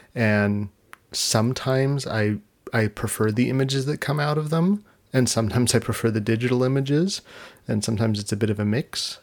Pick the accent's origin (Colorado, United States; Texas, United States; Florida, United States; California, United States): California, United States; Long Beach; I grew up in Long Beach in California, which is about an hour from Hollywood.